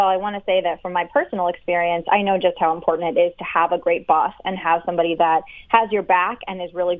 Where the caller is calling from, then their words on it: Philadelphia, Pennsylvania, United States; I live in downtown Philadelphia.